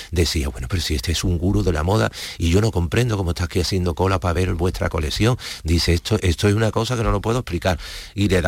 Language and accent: Spanish; Seville, Andalusia, Spain; de España soy de Sevilla vengo